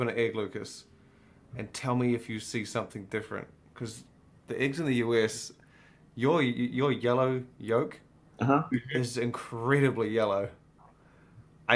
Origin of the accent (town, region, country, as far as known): New Zealand; accent: New Zealand